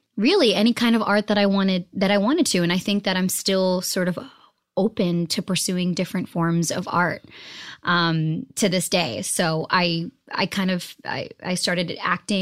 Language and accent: English; Boston, Massachusetts, United States; also born or lived in New Jersey; I was born in Jersey, but I was raised in Boston, Massachusetts